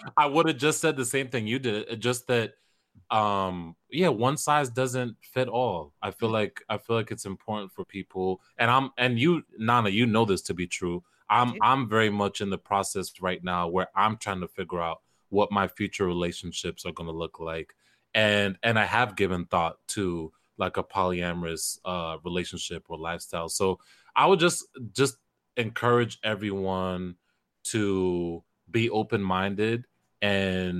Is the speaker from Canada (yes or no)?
no; Kenya; first language Kisii; English is a second language; in my mother tongue, I'm Kisi, I'm from Kenya